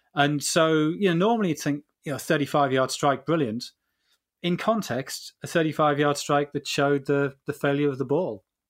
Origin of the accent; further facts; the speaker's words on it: England, United Kingdom; we're, we're English